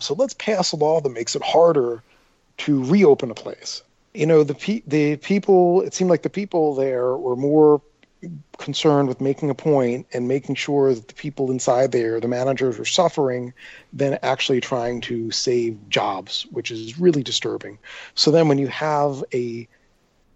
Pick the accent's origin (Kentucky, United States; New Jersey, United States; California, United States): New Jersey, United States; Atlantic City; growing up in Atlantic City